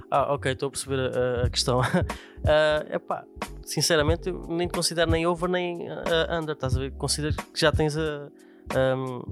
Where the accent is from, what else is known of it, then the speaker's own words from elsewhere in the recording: Vila Franca de Xira, Lisbon, Portugal; eu sou aqui da zona do Raptor